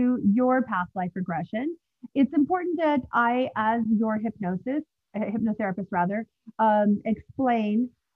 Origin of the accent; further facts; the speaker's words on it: United States; also born or lived in Los Angeles, California; now in Manhattan / New Jersey, United States; I'm from the States, and lived in LA for some time, and now I'm on the East Coast in Manhattan and New Jersey area as well